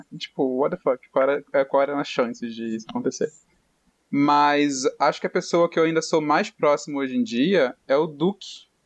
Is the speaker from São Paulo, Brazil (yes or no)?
yes; São Paulo, Brazil; Ai, eu sou muito, muito paulistana. 100%.